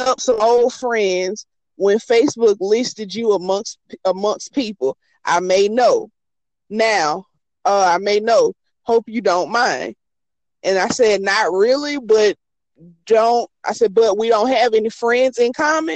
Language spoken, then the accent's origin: English; the South, United States; I'm from the South